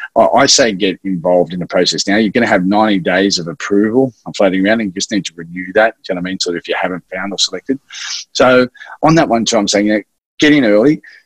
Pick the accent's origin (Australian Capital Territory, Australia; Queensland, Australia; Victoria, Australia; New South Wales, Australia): New South Wales, Australia; Sydney; also born or lived in Wagga Wagga; I grew up in Maroubra uh, in Sydney